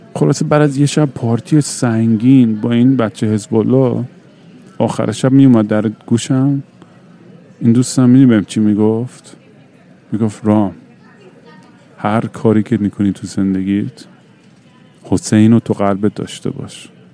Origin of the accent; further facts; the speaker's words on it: Iran; moved away; تجربه خودم تو ایران